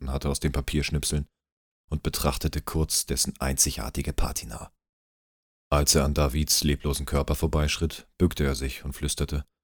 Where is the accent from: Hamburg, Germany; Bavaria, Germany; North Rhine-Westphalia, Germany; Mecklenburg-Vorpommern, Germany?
Hamburg, Germany; now in Bühl, Germany; Ich bin gebürtiger Hamburger, lebe aber im wunderschönen Bühl